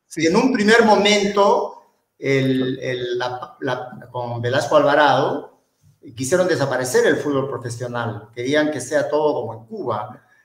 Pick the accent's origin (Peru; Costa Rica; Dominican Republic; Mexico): Peru; soy eh, descendiente palestino, soy cholo y soy camello, pero por sobre todo soy peruano